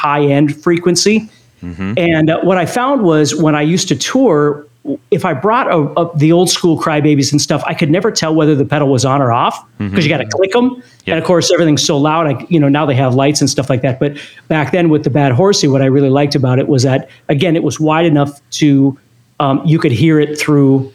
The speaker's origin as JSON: {"language": "English", "town": "Fargo", "region": "North Dakota", "country": "United States", "tie": "born or raised there", "said": "I grew up in Fargo, North Dakota"}